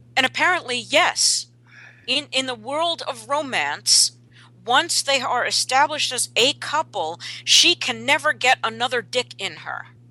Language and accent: English; New York, United States; I grew up in New York